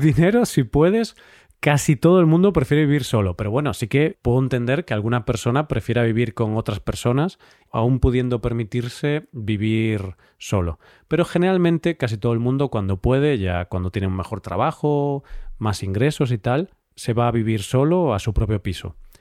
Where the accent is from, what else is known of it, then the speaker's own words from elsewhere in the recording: Spain; en la mente de los españoles